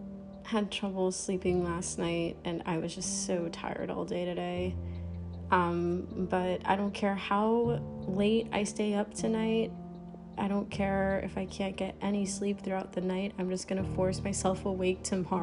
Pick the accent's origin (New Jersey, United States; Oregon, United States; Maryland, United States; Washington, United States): Maryland, United States; moved away as an adult; I grew up somewhere in Maryland. So yeah, I'm in a completely different state now